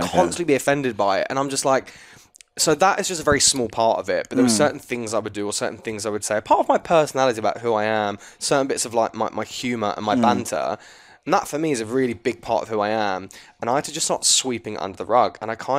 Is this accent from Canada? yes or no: no; England, United Kingdom; she's Australian, I'm English